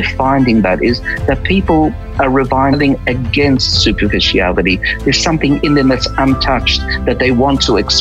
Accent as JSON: {"language": "English", "town": "Melbourne", "region": "Victoria", "country": "Australia", "tie": "born or raised there", "also_born_or_lived": "Krakow, Poland", "first_language": "Polish", "said": "I was raised in a suburb called West Brunswick for the first dozen years of my life"}